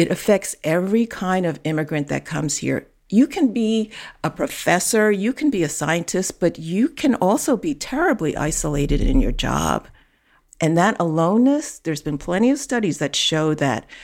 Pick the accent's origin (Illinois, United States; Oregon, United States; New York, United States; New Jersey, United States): New York, United States; New York City; I grew up in Chinatown, New York. I grew up in the city